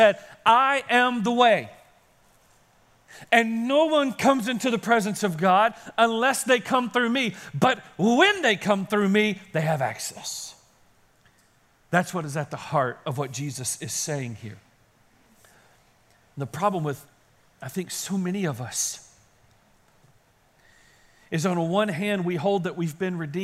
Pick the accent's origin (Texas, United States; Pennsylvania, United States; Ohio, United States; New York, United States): Texas, United States; Kaysen; I grew up in Kaysen, as you know, and there are no guitar stores in Kaysen because there were no stores in Kaysen